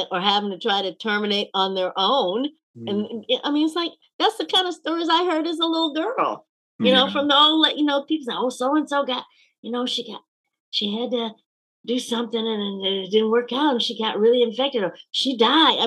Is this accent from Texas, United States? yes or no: no; Georgia, United States; growing up in Georgia in that time period